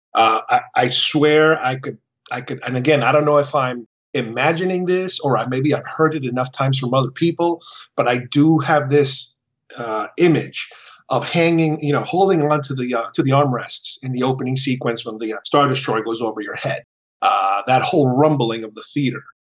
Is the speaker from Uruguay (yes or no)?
yes; Uruguay; moved away; When I was growing up in Uruguay